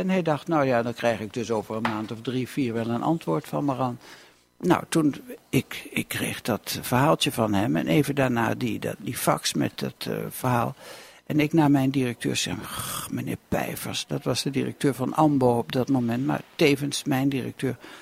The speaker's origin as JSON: {"language": "Dutch", "town": "Lochem", "region": "Gelderland", "country": "Netherlands", "tie": "born or raised there", "also_born_or_lived": "Enschede", "moved": "as an adult", "said": "ik kom uit Lochem. En de grap is dat ik nu weer in Lochem woon"}